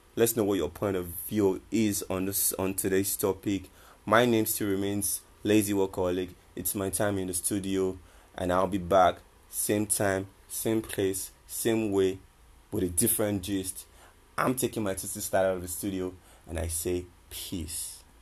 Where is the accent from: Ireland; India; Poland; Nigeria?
Nigeria; I'm an Nigerian